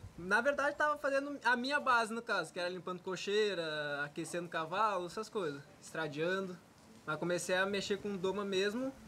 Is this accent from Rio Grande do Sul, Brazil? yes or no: yes; Rio Grande do Sul, Brazil; moved away; hoje eu sou conhecido como gaúcho que trabalha com os cavalos aqui